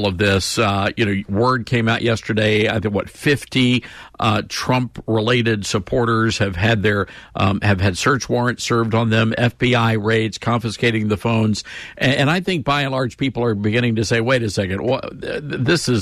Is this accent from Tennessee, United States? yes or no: yes; Memphis, Tennessee, United States; I'm from Memphis